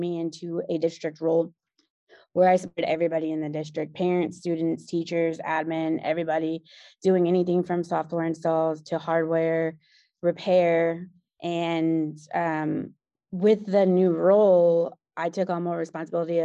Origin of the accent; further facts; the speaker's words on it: Houston, Texas, United States; I moved to Houston, back to my hometown